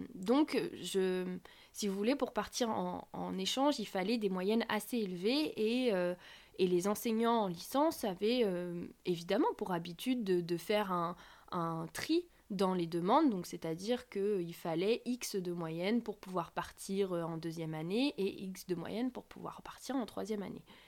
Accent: France; Je suis française, coréanophone

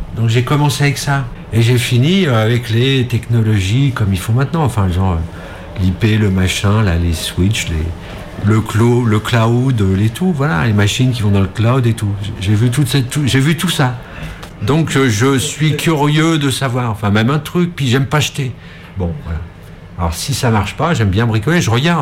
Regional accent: France; j'ai grandi à Montreux

